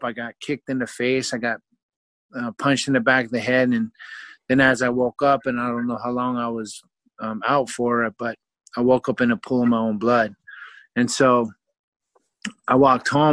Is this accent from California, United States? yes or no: yes; Vallejo, California, United States; moved away as an adult; also born or lived in Oklahoma; growing up in Vallejo, California